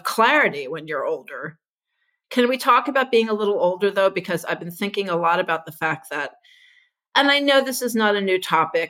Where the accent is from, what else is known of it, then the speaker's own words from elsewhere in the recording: Houston, Texas, United States; when I was growing up in Houston